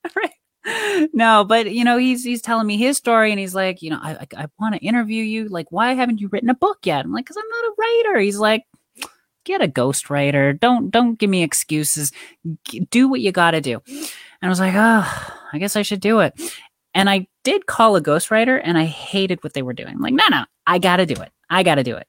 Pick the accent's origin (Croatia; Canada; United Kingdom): Canada; I grew up in Canada